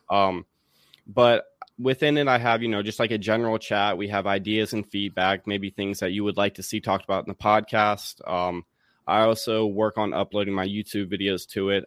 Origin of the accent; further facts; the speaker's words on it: Raleigh, North Carolina, United States; moved away as an adult; also born or lived in Davis and Elkins College, West Virginia; now in Washington, D.C., United States; I'm from Raleigh, North Carolina